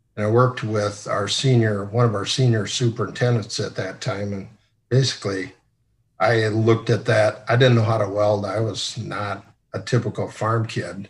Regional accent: Sioux Center, Iowa, United States; also born or lived in Columbus, Nebraska; I grew up in Sioux Center, Iowa.

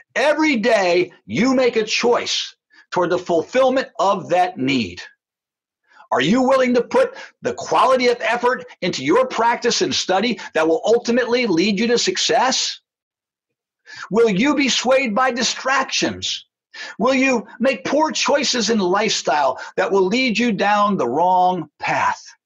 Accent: New Jersey, United States; When I was growing up in New Jersey

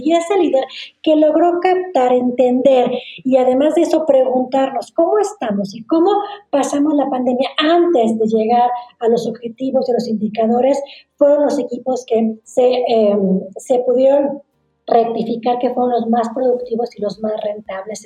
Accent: Torreón, Coahuila, Mexico; yo soy de Torreón, Coahuila, y ahí donde fue donde abrí mi primera oficina

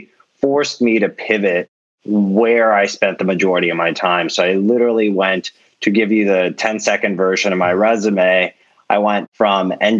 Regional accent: Bay Area, California, United States; growing up in the Bay Area

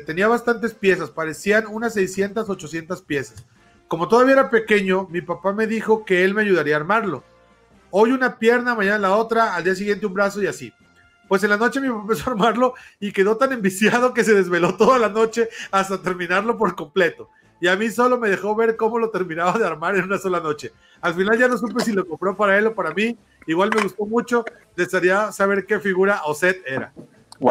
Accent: Oaxaca, Mexico; now in Saltillo, Mexico; yo soy de Oaxaca y vivo en Saltillo

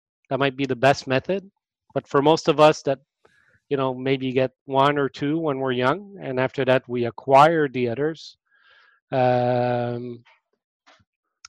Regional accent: Montreal, Quebec, Canada; born or raised there

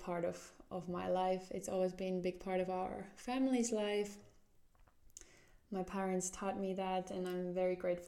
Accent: Jyväskylä, Central Finland, Finland; moved away as an adult; also born or lived in Somero, Finland / Seattle, United States / Atlanta, United States; now in Helsinki, Finland; We went to the middle part of Finland, a city called Jyväskylä, and that's where we settled in. And yeah, that's kind of where I grew up.

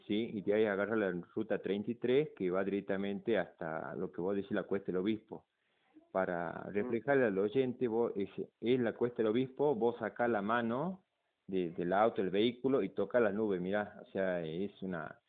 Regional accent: Salta, Argentina; also born or lived in Buenos Aires; nací en Buenos Aires y me vine acá a los cuatro años a, vivir vivir, desde los y 43 años estoy acá en Salta

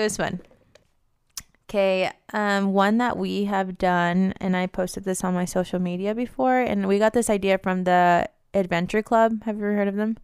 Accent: Las Vegas, Nevada, United States; moved away; I'm from Vegas

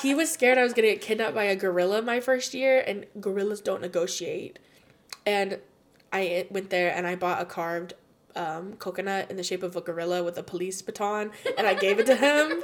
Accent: United States; also born or lived in Spain; I'm from America and that was my experience

